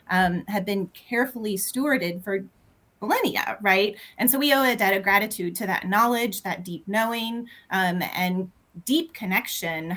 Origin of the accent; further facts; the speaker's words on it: Louisville, Kentucky, United States; now in Lexington, United States; I'm calling in from Lexington, Kentucky, but I'm originally from Louisville